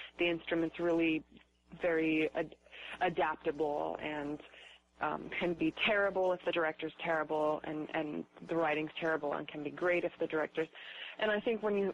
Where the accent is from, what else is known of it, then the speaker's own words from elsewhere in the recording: Reno, Nevada, United States; I grew up in Reno